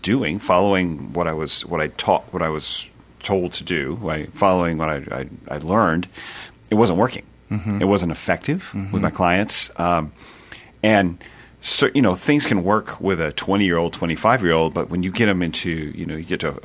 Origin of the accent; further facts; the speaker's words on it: California, United States; moved away as an adult; now in Nashville, United States; I grew up in California, but moved out here about Nashville 21 years ago